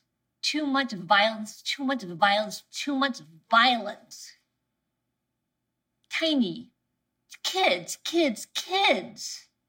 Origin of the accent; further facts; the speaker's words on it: Tucson, Arizona, United States; I'm from Tucson, Arizona.